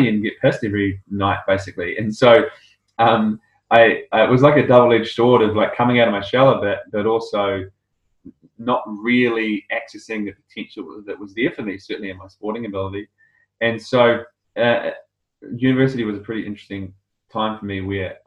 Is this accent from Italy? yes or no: no; South Island, New Zealand; moved away as an adult; also born or lived in Scotland / England / Ireland; now in Australia; I grew up in South Island, New Zealand, as a pretty safe, kind